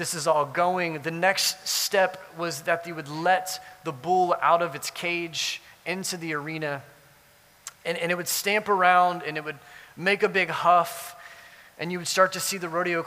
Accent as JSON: {"language": "English", "region": "South Louisiana", "country": "United States", "tie": "born or raised there", "said": "I grew up in South Louisiana"}